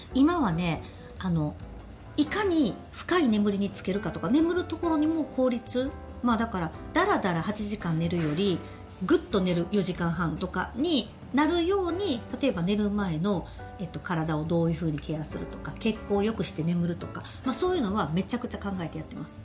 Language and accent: Japanese; Osaka, Japan; moved away as an adult; also born or lived in Nagoya; 地元大阪から離れて